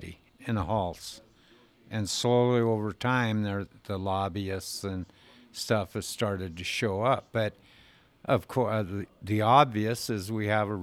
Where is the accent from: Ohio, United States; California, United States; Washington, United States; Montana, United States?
Montana, United States; Colstrip; I'm from Colstrip, Montana.